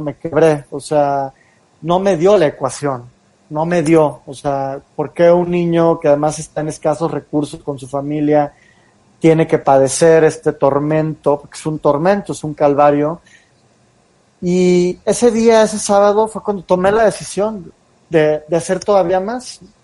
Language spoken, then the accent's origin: Spanish; Mexico